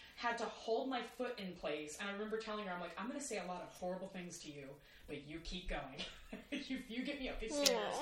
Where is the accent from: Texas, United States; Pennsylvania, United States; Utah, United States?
Texas, United States; now in New York, United States; I am a Texan